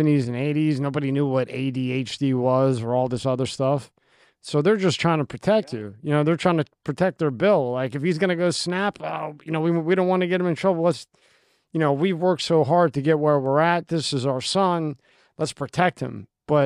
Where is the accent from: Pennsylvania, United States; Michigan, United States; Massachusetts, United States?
Pennsylvania, United States; moved away; also born or lived in Messina, Italy / Lebanon, Pennsylvania / South Philadelphia; I was born in Italy. And then when I was two, we came over here. So I don't even remember. I just remember ending up in Pennsylvania